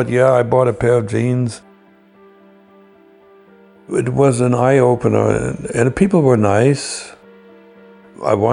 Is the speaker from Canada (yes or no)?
no; Germany; also born or lived in Moscow; he knew I was from West Germany at that point.